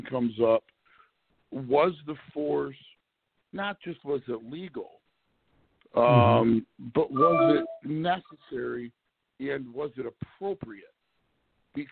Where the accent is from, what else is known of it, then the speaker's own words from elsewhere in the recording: Mount Clemens, Michigan, United States; moved away as an adult; I'm originally from the Detroit metro area, a little city called Mount Clemens, just north of Detroit